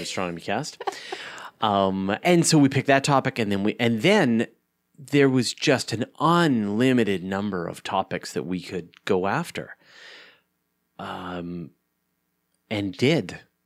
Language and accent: English; Canada; I'm a Canadian.